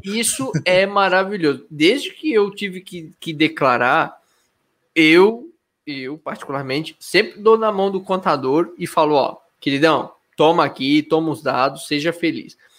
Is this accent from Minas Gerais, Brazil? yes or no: no; Blumenau, Santa Catarina, Brazil; sou de Blumenau também